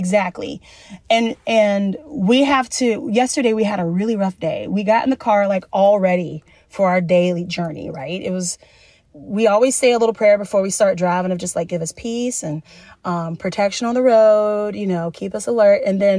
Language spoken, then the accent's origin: English; the South, United States; I grew up in the South, so I'm also a very kind Southern woman